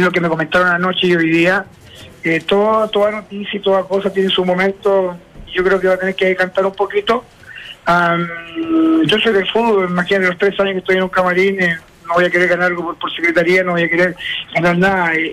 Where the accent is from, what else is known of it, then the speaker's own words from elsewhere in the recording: Chile; also born or lived in United States; en mi país